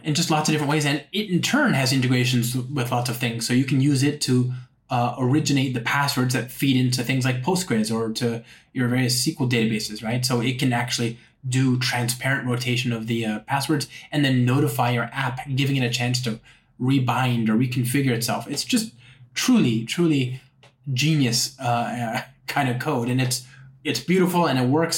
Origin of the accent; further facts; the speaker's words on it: Los Angeles, California, United States; now in San Francisco, United States; I'm from Los Angeles.